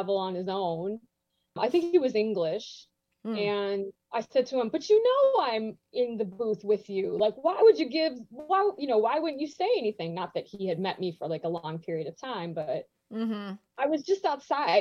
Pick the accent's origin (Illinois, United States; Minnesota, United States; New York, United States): Illinois, United States; Chicago; I was from Chicago